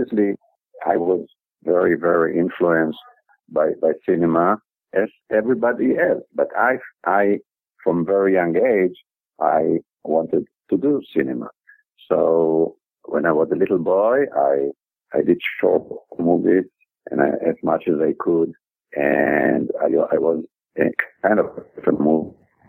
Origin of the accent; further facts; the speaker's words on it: Israel; I was born and raised in Israel.